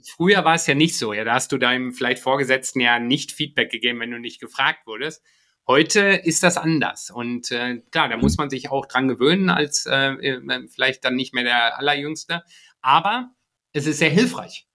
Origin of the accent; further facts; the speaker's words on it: Iserlohn, North Rhine-Westphalia, Germany; also born or lived in Japan; meiner Heimat, also ich komme aus dem Sauerland, aus Iserlohn